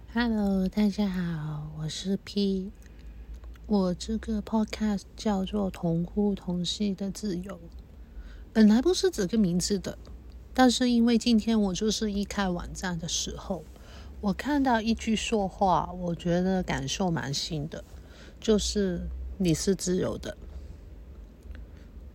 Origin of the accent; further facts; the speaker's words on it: Hong Kong; first language Cantonese; Chinese is a second language; 我是在这边出生，成长